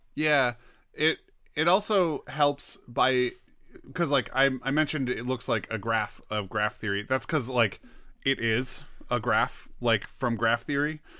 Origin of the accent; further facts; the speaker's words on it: United States; I'm an American